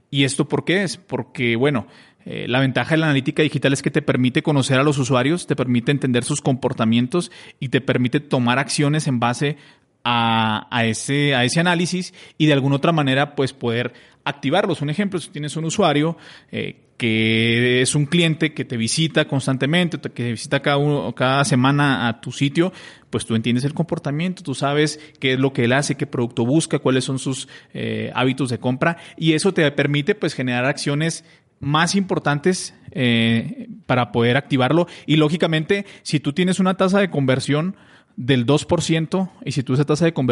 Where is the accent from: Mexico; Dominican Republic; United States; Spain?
Mexico; moved away as an adult; now in Colombia; yo soy mexicano, pero tengo viviendo en Colombia ocho años.